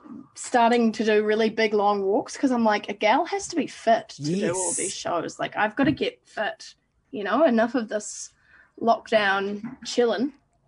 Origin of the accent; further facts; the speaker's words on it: New Zealand; it feels nice to be starting in my hometown, and it's going to be New Zealand summer